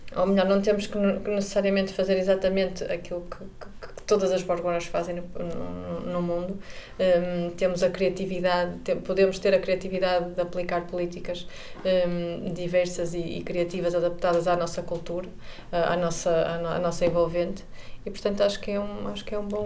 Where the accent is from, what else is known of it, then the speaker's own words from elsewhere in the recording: Porto, Norte, Portugal; moved away as an adult; now in Vigo, Spain; sou do Porto, vivo em Vigo e trabalho em Viena